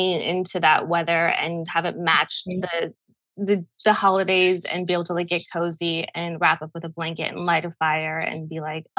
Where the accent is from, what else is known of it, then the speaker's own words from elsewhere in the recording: Park City, Utah, United States; now in Los Angeles, United States; I am from Park City, Utah.